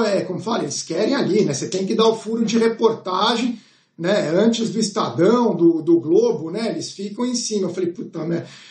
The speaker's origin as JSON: {"language": "Portuguese", "country": "Brazil", "said": "eu sou de Brasil"}